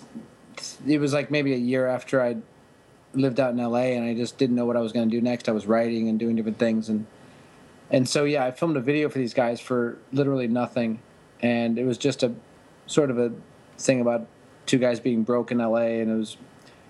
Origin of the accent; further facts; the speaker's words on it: Pittsburgh, Pennsylvania, United States; moved away as an adult; also born or lived in Kent, Ohio / Miami, Florida; I'm from Pittsburgh, and I went to college at Kent State.